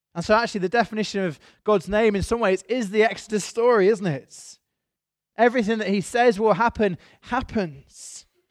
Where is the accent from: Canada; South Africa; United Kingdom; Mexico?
United Kingdom; I am British.